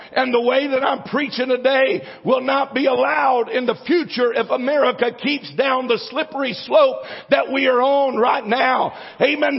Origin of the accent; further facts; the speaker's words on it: United States; I'm an American and I'm glad to be an American